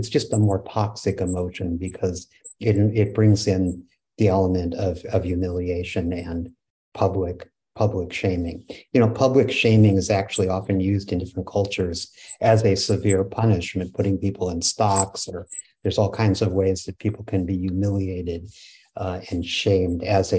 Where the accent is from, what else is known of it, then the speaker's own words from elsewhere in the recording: West Coast, United States; First of all, I grew up on the West Coast, and so I grew up with a lot of Japanese American friends.